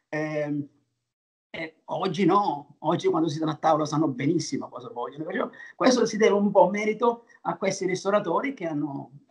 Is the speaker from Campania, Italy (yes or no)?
yes; Naples, Campania, Italy; io sono di Napoli, io sono di qua